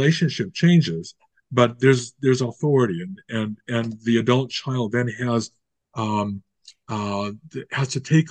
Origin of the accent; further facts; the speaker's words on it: United States; moved away as an adult; now in Canada; I was born and raised in the United States